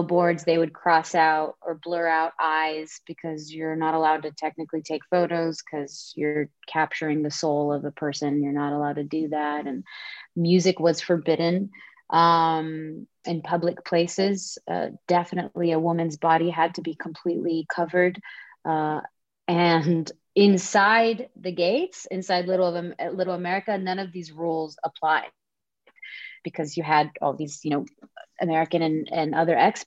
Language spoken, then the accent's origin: English; Dhahran, Eastern Province, Saudi Arabia; moved away as an adult; now in Los Angeles, United States; born and raised in Saudi Arabia, in Dhahran to be specific, the eastern province of Saudi Arabia